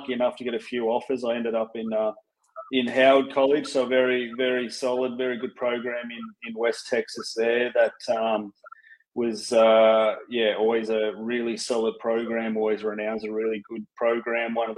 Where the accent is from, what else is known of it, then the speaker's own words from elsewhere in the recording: Canberra, Australian Capital Territory, Australia; born and raised in Canberra of all places